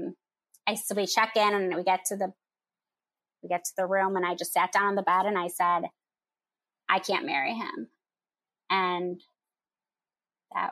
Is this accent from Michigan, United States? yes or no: yes; Michigan, United States; moved away as an adult; now in Chicago, United States; I'm from Michigan. I live in Chicago